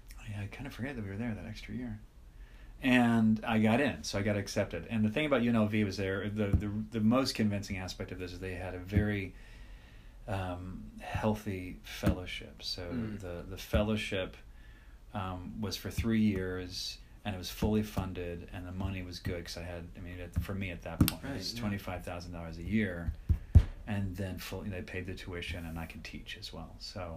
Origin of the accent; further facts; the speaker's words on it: Iowa, United States; I had two friends that were there with me that were all in the PhD program together. We're all from Iowa.